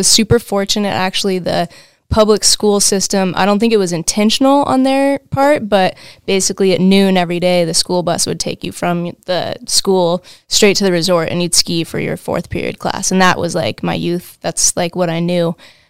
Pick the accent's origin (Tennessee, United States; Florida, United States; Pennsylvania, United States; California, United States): California, United States; Truckee; also born or lived in Olympic Valley, California; I grew up in Lake Tahoe. I was born and raised in Truckee and in Olympic Valley, now known as Palisades. And yeah, now I live in Tahoe City.